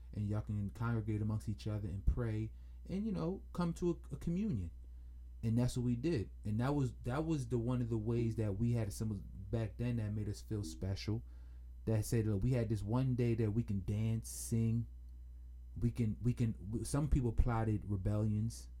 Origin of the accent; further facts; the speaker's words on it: Jamaica; being Jamaican, I'm familiar with that culture very, very, very, very, very, very well